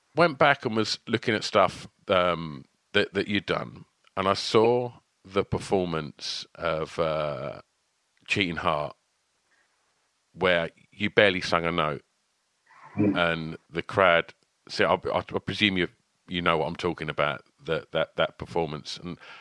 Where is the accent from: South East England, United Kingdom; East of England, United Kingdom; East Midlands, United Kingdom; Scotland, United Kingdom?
East of England, United Kingdom; Basildon; they're my hometown band. They're uh, they're from where I'm from.